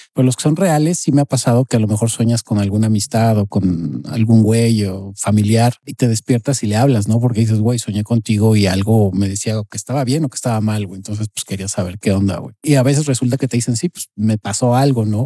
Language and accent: Spanish; Mexico; soy mexicano, pero tampoco soy del güey